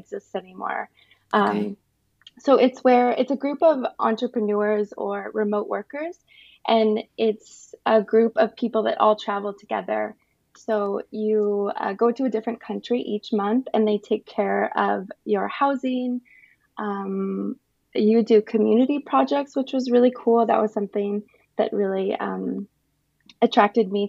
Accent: Las Vegas, Nevada, United States; moved away as an adult; also born or lived in Los Angeles; now in Germany; we're both from Vegas

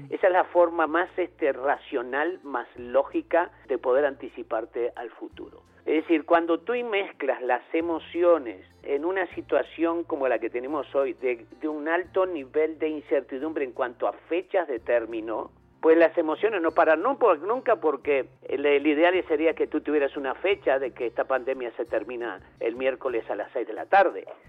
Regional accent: Uruguay; chicas uruguayas, hasta más, de mi pueblo

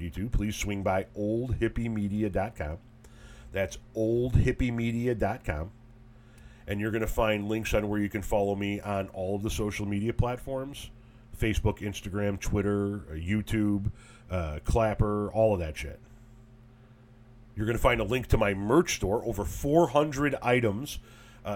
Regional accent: Melrose Park, Illinois, United States; I was born on May 13th, 1972 at Gottlieb Hospital in Melrose Park, Illinois

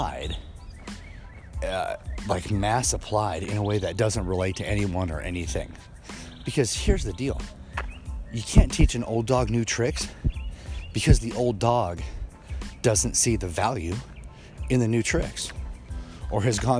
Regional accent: Kansas City, Missouri, United States; where I grew up in Kansas City, Missouri

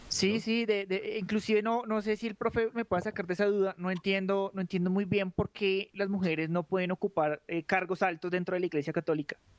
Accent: Colombia; nosotros como colombianos

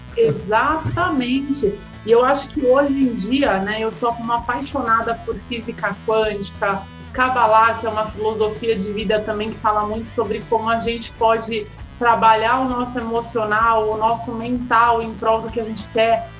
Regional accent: Santos, São Paulo, Brazil; moved away as an adult; now in São Paulo, Brazil; E eu cheguei em São Paulo, sou de Santos

